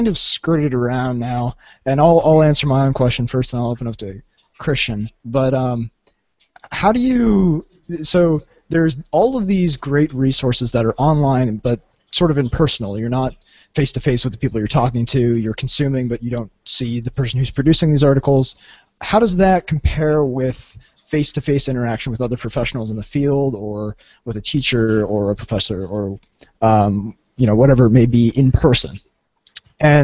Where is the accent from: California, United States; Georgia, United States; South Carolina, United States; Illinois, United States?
California, United States; Southern; I'm from Southern California